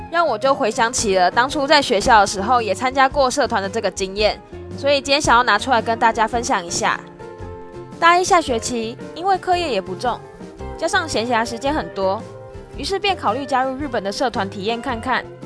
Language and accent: Chinese; Taiwan; moved away as an adult; now in Japan; 他们看到我是外国人，便会一直问我说。他们觉得台湾很好玩，很想去台湾啊，然后问我台湾到底怎么样啊之类的